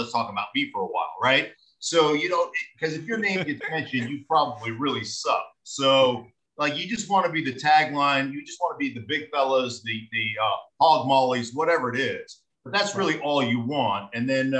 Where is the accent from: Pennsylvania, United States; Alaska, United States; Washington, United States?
Alaska, United States; moved away as an adult; also born or lived in Idaho; I grew up in Alaska